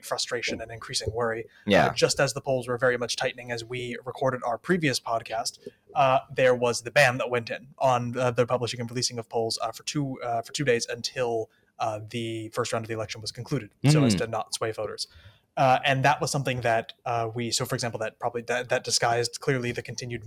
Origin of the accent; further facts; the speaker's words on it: United States; we're both American